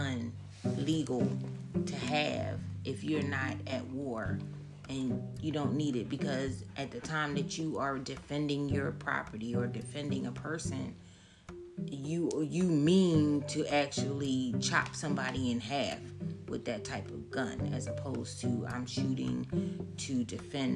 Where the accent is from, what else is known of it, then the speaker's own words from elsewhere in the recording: Philadelphia, Pennsylvania, United States; also born or lived in Maryland; I was raised in Philadelphia, lived in 12 years in Maryland, and came back home